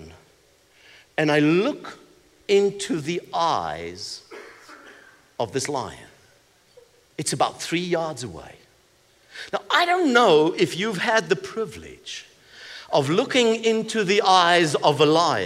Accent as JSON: {"language": "English", "country": "South Africa", "said": "I come from South Africa"}